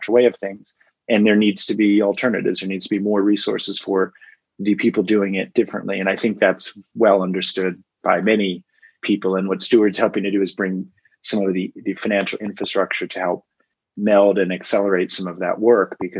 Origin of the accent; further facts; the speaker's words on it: Washington, District of Columbia, United States; I grew up in Washington, D.C.